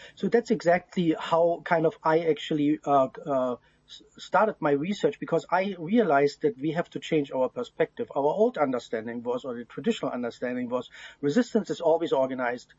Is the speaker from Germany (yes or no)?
yes; East Germany, Germany; I grew up in East in communist Germany